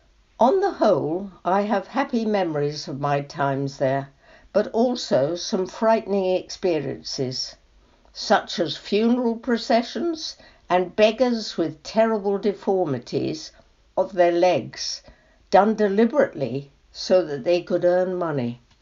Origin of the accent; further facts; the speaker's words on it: Shimla, Himachal Pradesh, India; born there; I was born in Simla, now Shimla, in 1935. My parents met in India when my mother went out to stay with her brother, who worked in Lloyds Bank with my father.